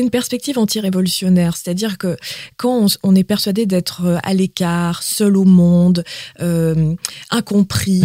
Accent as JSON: {"language": "French", "region": "Quebec", "country": "Canada", "first_language": "Quebec French", "moved": "yes", "lives_now": "France", "said": "en tant que québécoise en France"}